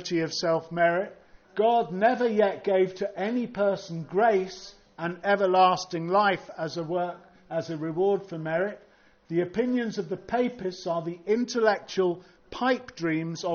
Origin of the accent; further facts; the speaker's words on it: United Kingdom; I'm British